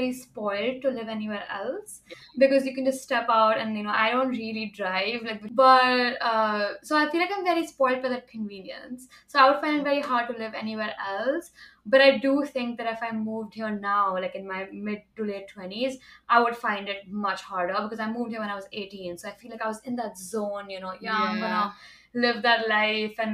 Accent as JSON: {"language": "English", "country": "India", "said": "I come from India"}